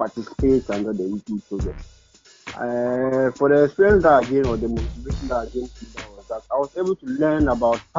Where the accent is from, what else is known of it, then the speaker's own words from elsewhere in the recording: Tamale, Northern Region, Ghana; English is a second language; I'm from Northern Tamale